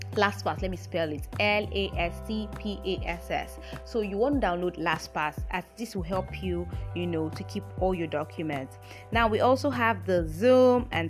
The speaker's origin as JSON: {"language": "English", "country": "Nigeria", "said": "I'm a Nigerian"}